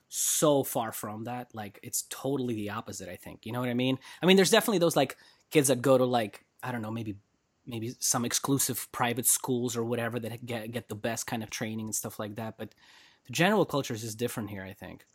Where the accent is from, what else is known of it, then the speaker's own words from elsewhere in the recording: Russia; moved away; when I was growing up in Russia